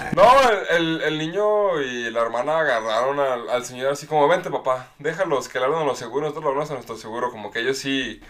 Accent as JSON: {"language": "Spanish", "country": "Mexico", "said": "nuestra cultura como mexicanos"}